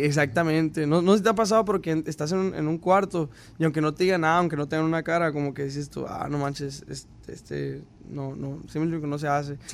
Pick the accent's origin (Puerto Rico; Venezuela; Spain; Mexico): Mexico; Caborca, Sonora; soy de Caborca, Sonora, México. Y desde que nací, pues mi papá toca instrumentos